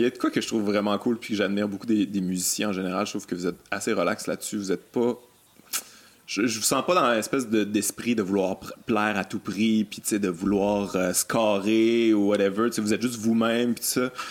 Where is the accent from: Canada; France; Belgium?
Canada; Lac-Beauport, Quebec; je viens de Québec aussi. Euh, oh yeah. ouais, grandi euh, Lac Beauport